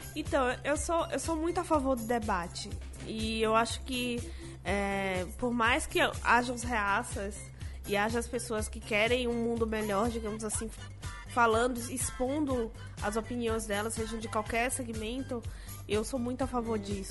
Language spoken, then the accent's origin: Portuguese; Salvador, Bahia, Brazil; Eu sou negra, sou de Salvador e sou da periferia de Salvador, nasci na Liberdade, que é o maior bairro negro da América Latina